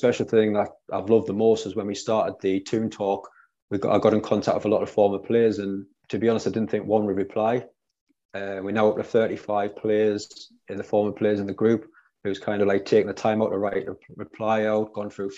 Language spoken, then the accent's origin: English; Durham, North East England, United Kingdom; I'm originally from Durham, so it's quite a small area.